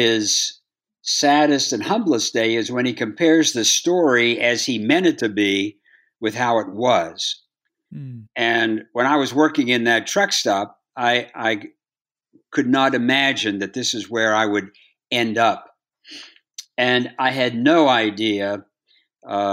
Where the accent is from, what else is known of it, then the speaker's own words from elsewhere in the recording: Bridgeport, Ohio, United States; I grew up in Bridgeport, Ohio, 5,000 people, 20 bars and 30 dogs